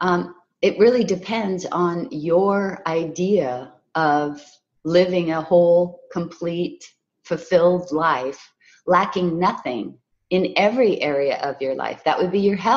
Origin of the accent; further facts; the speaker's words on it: Hawaii, United States; I was raised in Hawaii